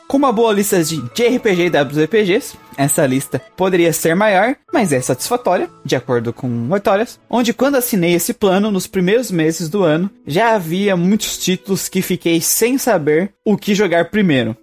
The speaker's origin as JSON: {"language": "Portuguese", "country": "Brazil", "said": "eu sou brasileiro"}